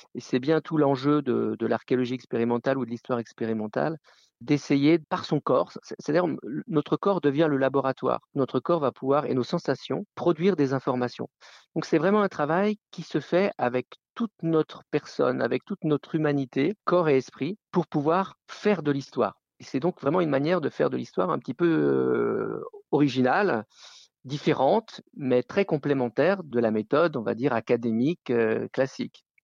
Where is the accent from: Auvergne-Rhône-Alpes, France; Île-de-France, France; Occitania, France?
Auvergne-Rhône-Alpes, France; Haute-Savoie; also born or lived in Isère; je suis né dans Haute-Savoie, j'ai toujours vécu euh, dans les Alpes